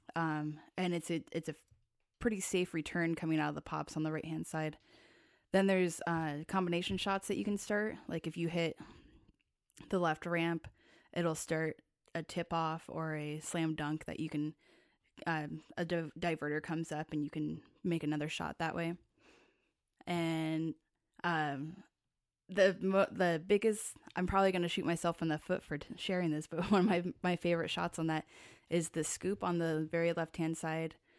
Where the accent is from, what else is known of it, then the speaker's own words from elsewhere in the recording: Tacoma, Washington, United States; I grew up in Tacoma.